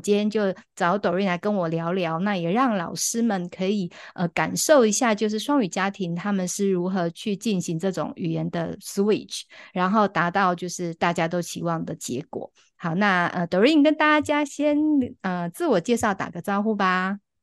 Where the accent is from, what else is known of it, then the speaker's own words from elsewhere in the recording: Taiwan; first language Chinese; 现在在台湾，当然我们的母语是中文嘛，那我们又会在学校学习英语